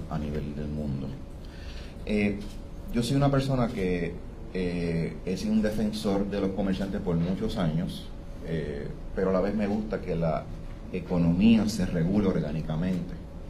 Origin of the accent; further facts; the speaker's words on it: Puerto Rico; nosotros como puertorriqueños